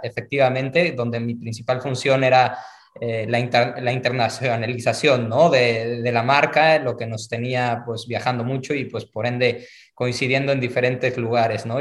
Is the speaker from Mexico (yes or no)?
yes; Mexico; yo soy mexicano